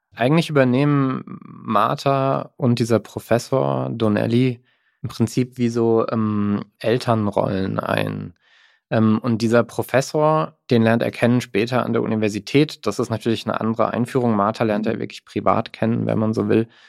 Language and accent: German; Mannheim, Baden-Württemberg, Germany; ich bin in Mannheim aufgewachsen